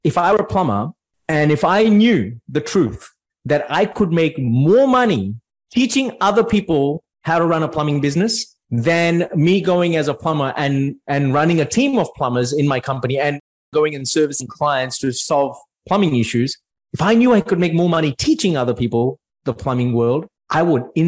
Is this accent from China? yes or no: no; Mumbai, Maharashtra, India; now in Australia; I'm originally from India, right? From Mumbai.